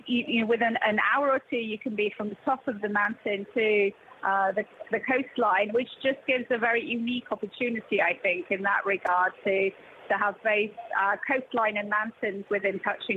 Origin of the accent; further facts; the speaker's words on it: Bala, Wales, United Kingdom; where I grew up in Ballard, we've got the whitewater rafting, which is one of the best whitewater rafting opportunities in Wales.